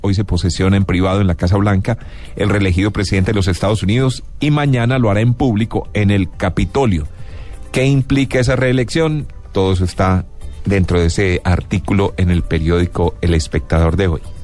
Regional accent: Medellín, Antioquia, Colombia; yo soy paisa y también pues obvio que amo mi ciudad, amo mi región

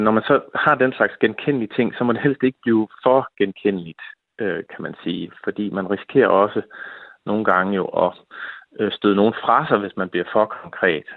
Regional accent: Denmark; vi er danskere

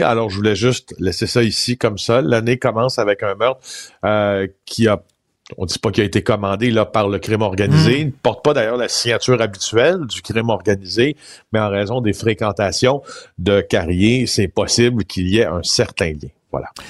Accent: Témiscamingue, Quebec, Canada; je viens du Témiscamingue, d'accord? Une région que j'adore, euh, qui, où, j'ai eu une, enfance merveilleuse dans la nature

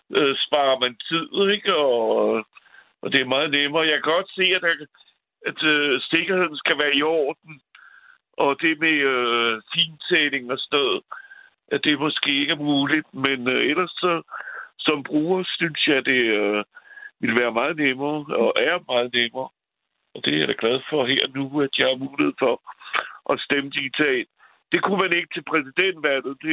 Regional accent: France; also born or lived in Valby, Copenhagen, Denmark; now in Copenhagen, Denmark; jeg er franskmand

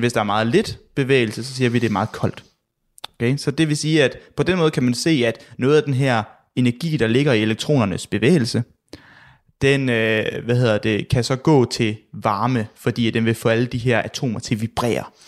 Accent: Southern Jutland, Southern Denmark, Denmark; jeg er jo fra Sønderland

